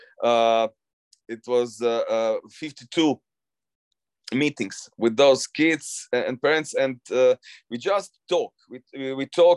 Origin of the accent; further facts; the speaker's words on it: Zagreb, City of Zagreb, Croatia; my hometown Zagreb